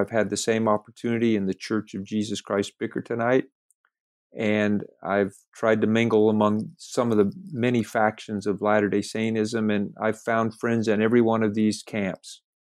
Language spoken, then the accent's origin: English; California, United States; moved away as an adult; also born or lived in Lamoni, Iowa; I was raised in California